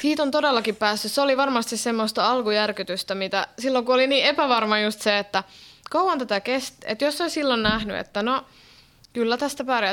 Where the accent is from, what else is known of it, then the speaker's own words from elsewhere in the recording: Finland; moved away as an adult; also born or lived in Helsinki / Norway; now in Berlin, Germany; mä oon lähtöisin täältä Suomesta